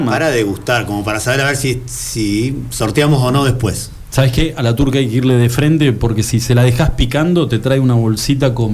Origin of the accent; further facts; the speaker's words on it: Argentina; soy madre, soy argentina.